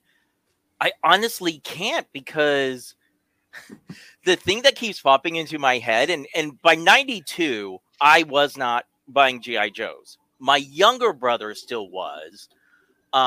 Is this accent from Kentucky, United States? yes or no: yes; Kentucky, United States; where I grew up in Kentucky